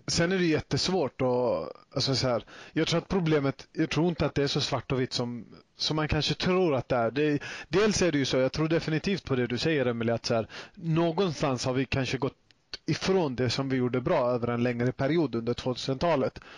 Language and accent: Swedish; Sweden; jag själv är både född och uppvuxen i Sverige